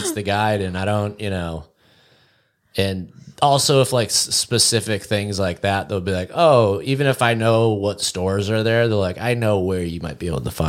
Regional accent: Windham, New Hampshire, United States; I grew up at in Windham, New Hampshire

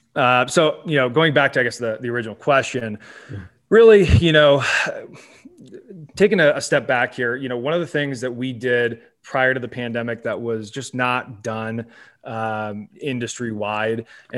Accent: Salem, Oregon, United States; So I grew up in Salem, Oregon, which is on more people's radars than it has been in the past because of the wildfires that are going on up there.

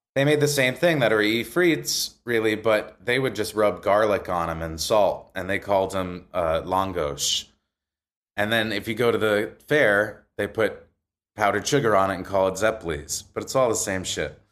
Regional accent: Maywood, New Jersey, United States; also born or lived in Wayne, New Jersey; I grew up in a really small town called Maywood, which bordered Hackensack

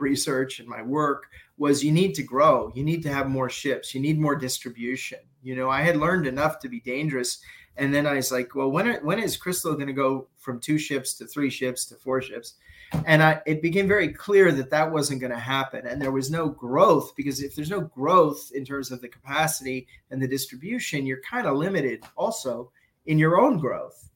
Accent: New York City, New York, United States; moved away; also born or lived in Toronto / Dubai; I went back to New York and I'm a New Yorker.

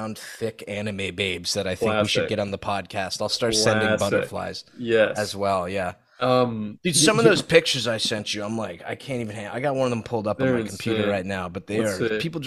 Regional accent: Saudi Arabia; moved away; growing up in Saudi

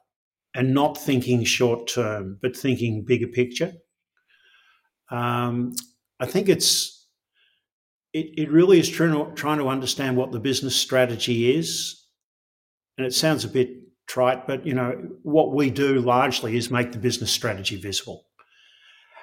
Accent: Australia; I'm proudly Australian.

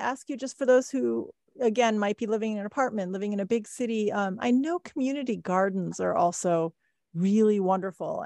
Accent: Midwest, United States; I grew up in the Midwest

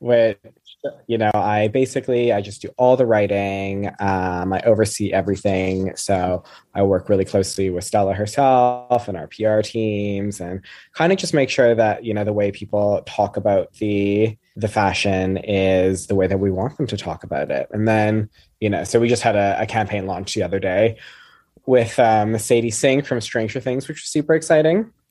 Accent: Canada; moved away as an adult; now in United Kingdom; I'm from Canada originally, so I grew up with the Queen being on all of our money

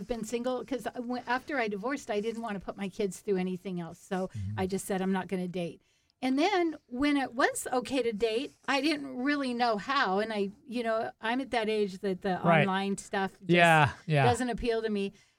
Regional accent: Whidbey Island, Washington, United States; So I came from Whidbey Island, so everybody knows everybody.

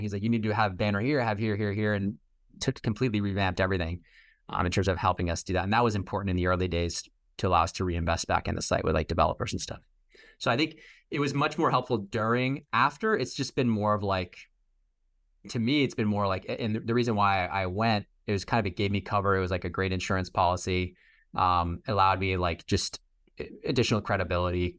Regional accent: Boston, Massachusetts, United States; also born or lived in New York; I'm from Boston

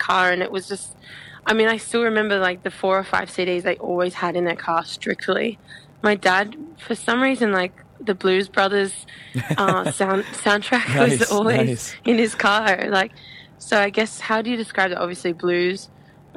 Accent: Australia; we love coming from Australia, being from Australia

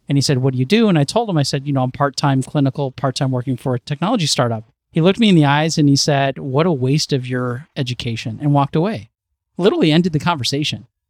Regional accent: Chicago, Illinois, United States; now in New York, United States; I'm from Chicago

